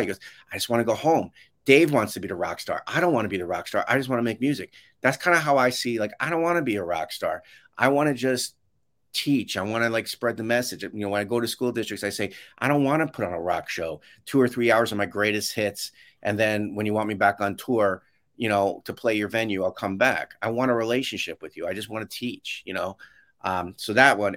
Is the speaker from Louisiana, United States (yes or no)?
no; New York, United States; I grew up in New York